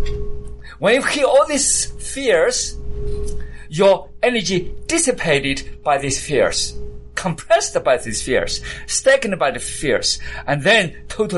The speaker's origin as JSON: {"language": "English", "country": "United Kingdom", "accent": "British", "said": "And so I had my accent, my British accent"}